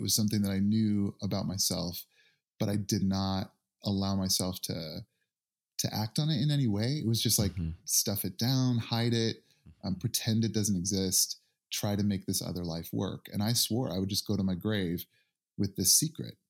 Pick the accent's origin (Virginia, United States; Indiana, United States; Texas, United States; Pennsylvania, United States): Indiana, United States; Northern; I grew up in Northern Indiana